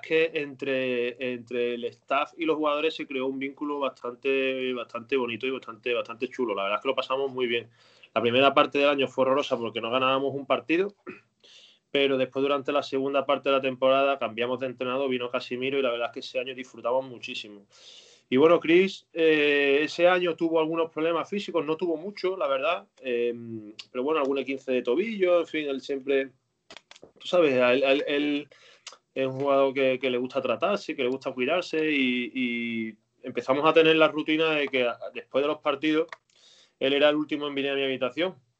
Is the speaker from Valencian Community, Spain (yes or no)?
no; Seville, Andalusia, Spain; moved away as an adult; now in Dallas, United States; yo soy sevillano